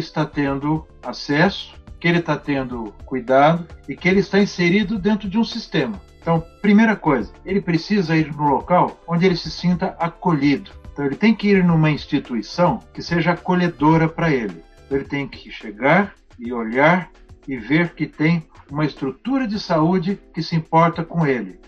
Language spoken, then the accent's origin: Portuguese; Brazil; todos nós somos cidadãos, todos nós somos brasileiros